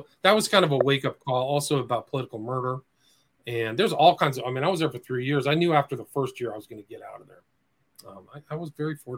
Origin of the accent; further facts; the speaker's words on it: Nebraska, United States; I'm from the Midwest. I was born in Nebraska, so I wasn't one of those types who was from the Silver Spoon or something like that.